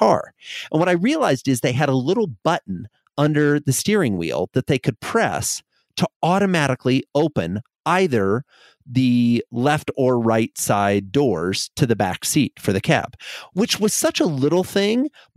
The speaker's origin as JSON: {"language": "English", "region": "Iowa", "country": "United States", "tie": "born or raised there", "said": "I grew up in Iowa in a farming community"}